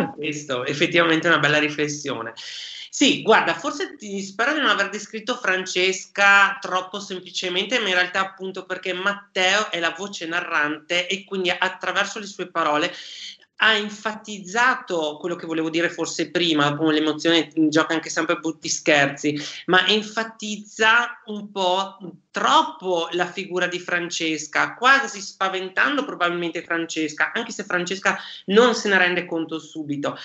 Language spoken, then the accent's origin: Italian; Vicenza, Veneto, Italy; io sono un vicentino d'origine